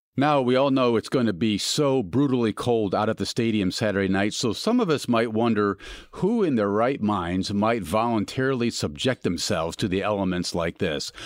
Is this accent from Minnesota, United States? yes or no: yes; Minnesota, United States; moved away; I'm from Minnesota